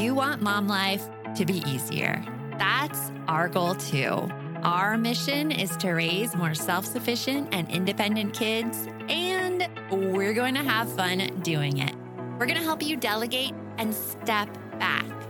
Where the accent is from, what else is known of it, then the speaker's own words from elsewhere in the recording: Tucson, Arizona, United States; also born or lived in Gilbert/Chandler, Arizona; in Tucson where I grew up